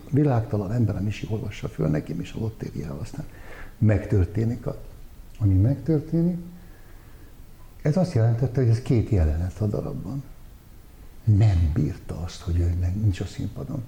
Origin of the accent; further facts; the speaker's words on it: Budapest, Hungary; én újpesti gyerek lévén, hát mi, mi utcán nőttünk fel